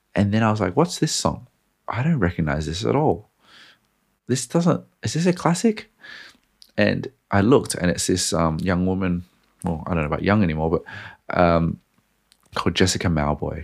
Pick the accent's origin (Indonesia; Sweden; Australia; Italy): Australia; I'm Australian